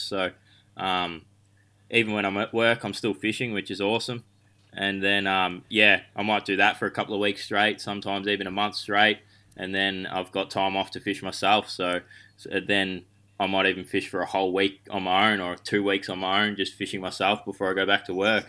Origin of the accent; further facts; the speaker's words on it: Bacchus Marsh, Victoria, Australia; I grew up, um, on the outskirts of Melbourne at Bacchus Marsh